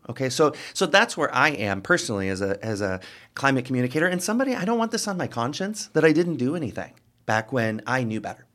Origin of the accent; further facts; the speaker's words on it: Rockford, Illinois, United States; moved away as an adult; now in Quad Cities, United States; my hometown of Rockford, Illinois